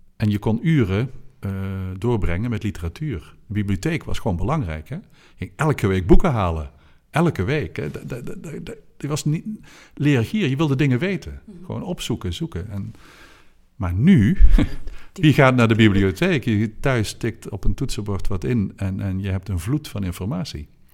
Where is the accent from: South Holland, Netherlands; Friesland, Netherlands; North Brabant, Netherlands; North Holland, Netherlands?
North Brabant, Netherlands; Oosterhout; een priester in uh, Oosterhout, waar ik ben opgegroeid